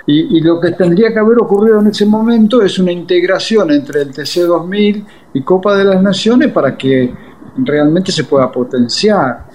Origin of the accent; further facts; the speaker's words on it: Argentina; soy argentino